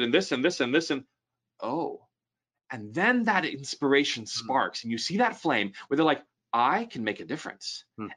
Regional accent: United States; as an American

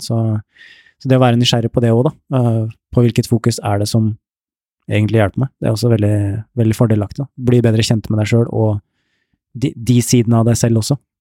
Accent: Ørje, Østfold, Norway; jeg vokste opp et sted i Indre Østfold, et sted som heter Ørje

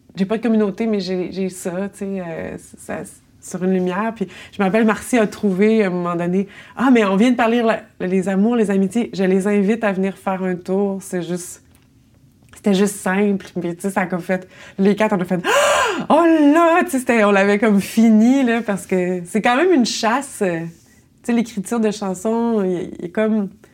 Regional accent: Longueuil, Quebec, Canada; moved away as an adult; also born or lived in Montreal; je suis euh, née à Longueuil et j'y habite encore

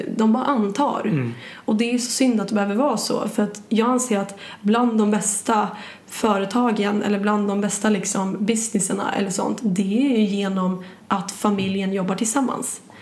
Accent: Sandviken, Gävleborg County, Sweden; moved away; jag kommer ju från Sandviken

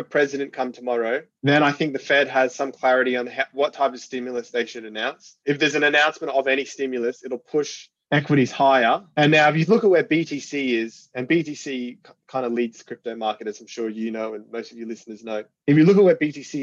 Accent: Australia; I'm Australian

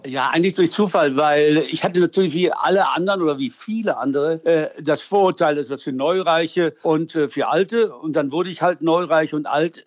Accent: Münster, North Rhine-Westphalia, Germany; ich bin gebürtiger Münsteraner

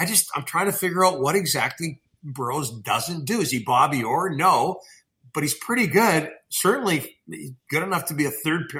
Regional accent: Burnaby, British Columbia, Canada; I grew up there.

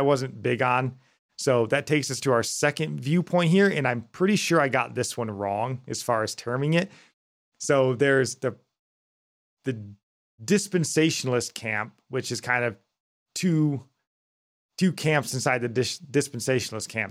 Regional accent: United States; us being American

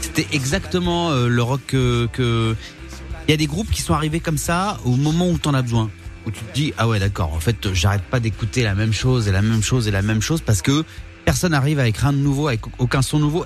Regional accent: Réunion; j'ai grandi à la Réunion

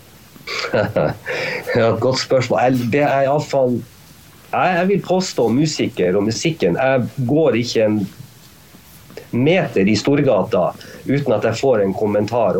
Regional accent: Tromsø, Troms, Norway; also born or lived in New York, United States; jeg kommer fra Tromsø. Vi, vi, vi, også, vi lever også på ei øy

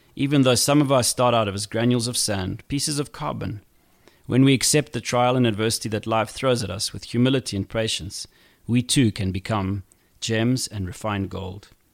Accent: Zimbabwe; Growing up in Zimbabwe was not easy as a kid.

